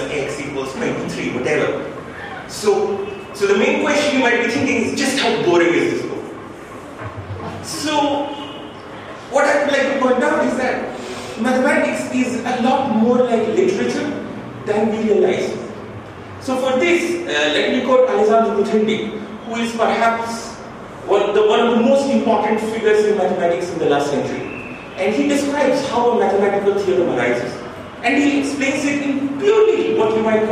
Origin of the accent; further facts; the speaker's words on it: Ranchi, Jharkhand, India; I'm from Jharkhand, I'm from Ranchi.